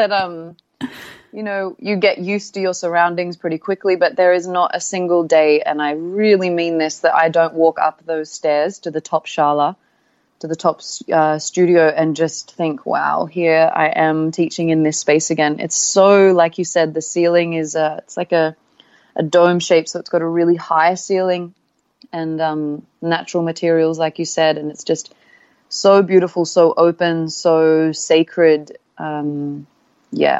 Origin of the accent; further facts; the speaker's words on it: Australia; moved away as an adult; also born or lived in Sydney; now in Bali, Indonesia; I am an Aussie